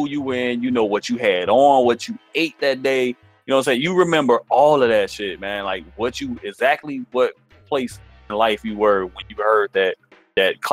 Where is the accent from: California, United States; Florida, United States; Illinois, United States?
Illinois, United States; Chicago; I'm from Chicago